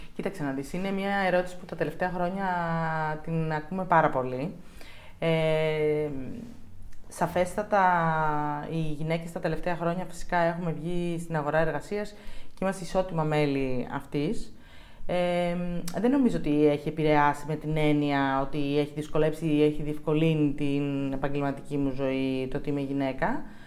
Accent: Thessaloniki, Central Macedonia, Greece; μεγάλωσα στη Θεσσαλονίκη

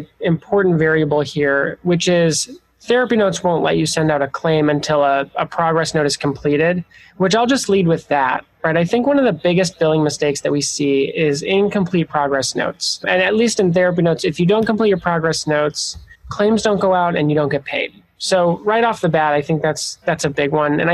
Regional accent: Montana, United States; moved away as an adult; also born or lived in Chicago; I grew up in the Pacific Northwest in Montana

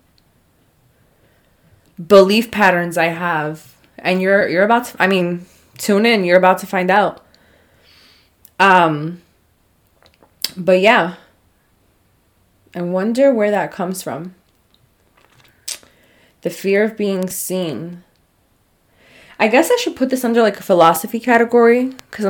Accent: New York, United States; I'm from New York

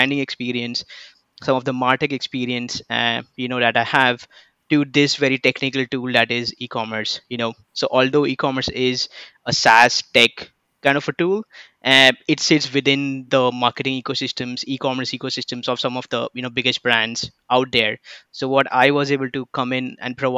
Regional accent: Mumbai, Maharashtra, India; moved away; I come from Mumbai, India.

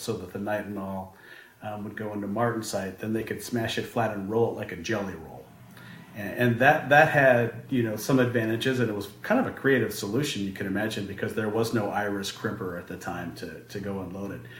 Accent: Boulder, Colorado, United States; I'm uh, from, originally from Colorado, born and raised in Boulder, Colorado

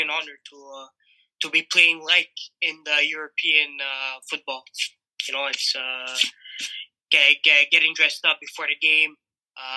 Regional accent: Montreal, Quebec, Canada; as a kid growing up in Montreal

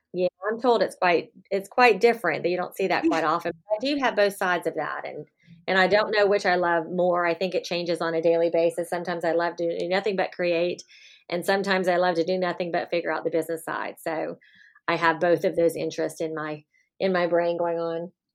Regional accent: Miami, Florida, United States; I was born and raised in Miami, Florida

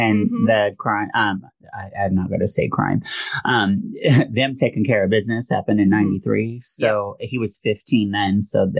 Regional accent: Chickasha, Oklahoma, United States; moved away; also born or lived in Seattle; So I grew up in Chickasha, Oklahoma.

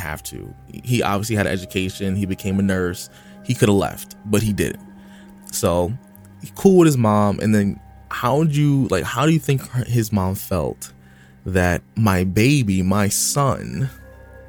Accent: United States; I'm from the U.S.

